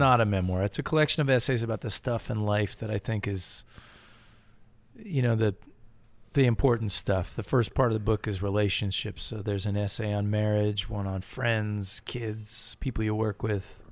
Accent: Connecticut, United States; moved away as an adult; also born or lived in Massachusetts; I grew up in New England, Connecticut

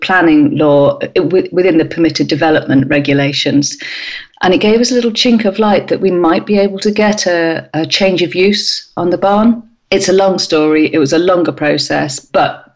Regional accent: North Somerset, South West England, United Kingdom; moved away; also born or lived in Australia / Sweden / Bristol; It's in a small village in North Somerset, and it's a building that I could see out of the bathroom window of the house I grew up

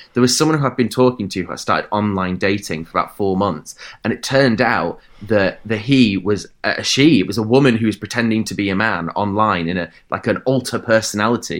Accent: Bradford, Yorkshire and the Humber, United Kingdom; That's where I grew up, in Bradford in Yorkshire

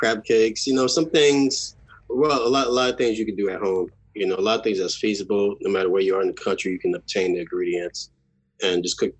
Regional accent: New Orleans, Louisiana, United States; I am from New Orleans, born and raised.

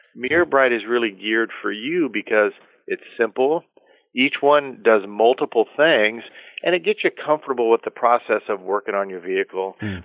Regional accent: Carlsbad, California, United States; moved away as an adult; I grew up in Carlsbad, California, Carlsbad

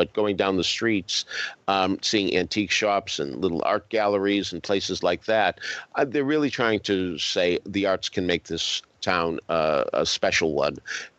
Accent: Boston, Massachusetts, United States; moved away; I'm from Boston.

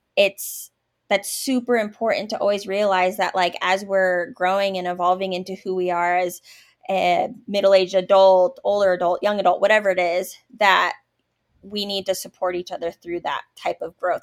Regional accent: Oregon, United States; moved away as an adult; now in Kansas, United States; I was actually from Oregon, and that's where I met my husband at a camp

